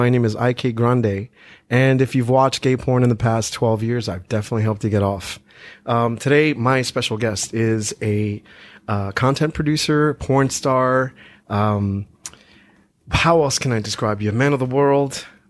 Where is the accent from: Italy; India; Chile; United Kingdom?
Italy; now in United States; Born and raised in Italy.